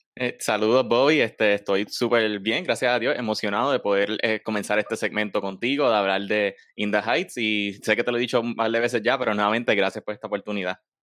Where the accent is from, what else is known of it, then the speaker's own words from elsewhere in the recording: Puerto Rico; somos puertorriqueños